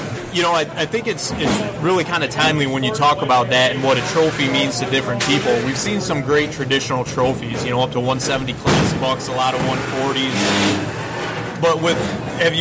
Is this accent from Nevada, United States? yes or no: no; Central Lake, Michigan, United States; We went up to Central Lake, Michigan, my hometown